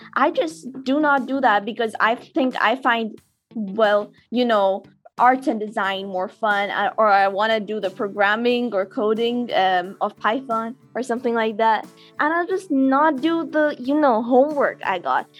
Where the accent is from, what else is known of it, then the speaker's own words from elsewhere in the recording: Karachi, Sindh, Pakistan; I'm from Karachi, Pakistan